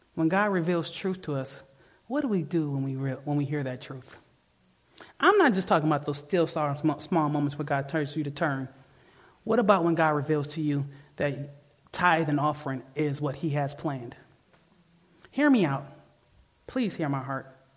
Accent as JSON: {"language": "English", "town": "Detroit", "region": "Michigan", "country": "United States", "said": "I'm from the, I'm from Detroit."}